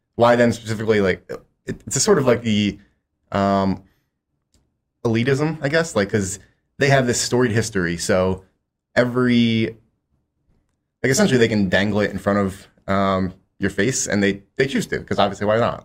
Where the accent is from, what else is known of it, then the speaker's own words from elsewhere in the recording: Philadelphia, Pennsylvania, United States; I'm from the Philadelphia area